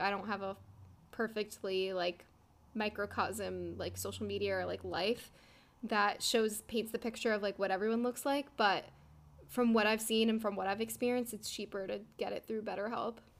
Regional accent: New Jersey, United States; we're all from New Jersey

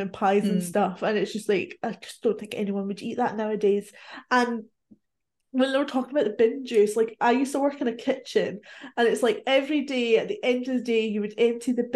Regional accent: Scotland, United Kingdom; I'm Scottish

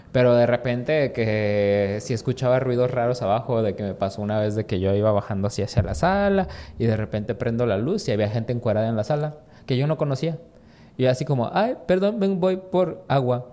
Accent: Mexico; como mexicano

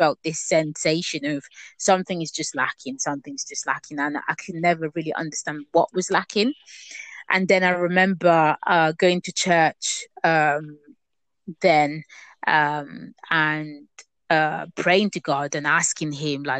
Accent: Italy; moved away; growing up in Italy for most of my life, really, I used to go to a Catholic church

